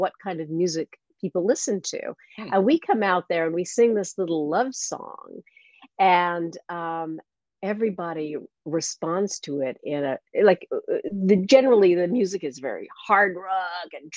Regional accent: Alberta, Canada; moved away as an adult; also born or lived in London; I'm from Canada originally

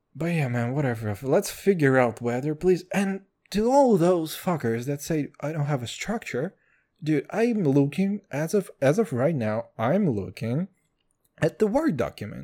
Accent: Kazakhstan; English is a second language; now in Israel; I'm from Kazakhstan

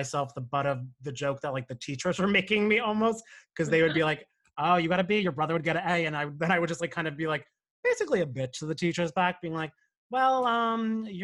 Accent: Cranford, New Jersey, United States; moved away as an adult; also born or lived in Monmouth County, New Jersey; now in Brooklyn, United States; I grew up in Union County, so like Cranford.

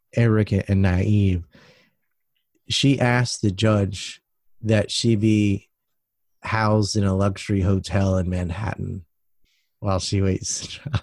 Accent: United States; I'm an American

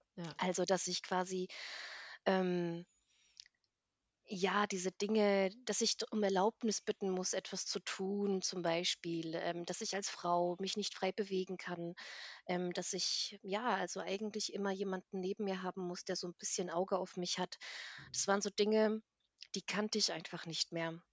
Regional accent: Bassum, Lower Saxony, Germany; also born or lived in Armenia / East Germany; bin dann nach Norddeutschland gezogen und dort bin ich auch aufgewachsen, eigentlich in einem ganz süßen kleinen, ähm, Städtchen namens Bassum

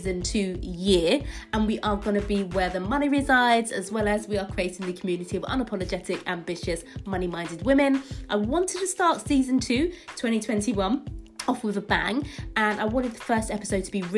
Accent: London, United Kingdom; I'm from East London

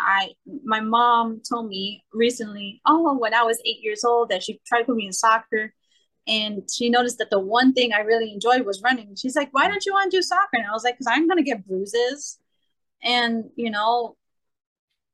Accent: New York City, New York, United States; I'm born and raised in Brooklyn

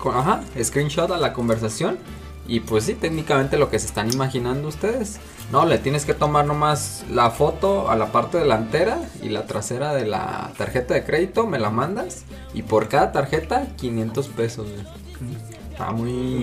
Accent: Guadalajara, Jalisco, Mexico; como buenos tapatíos

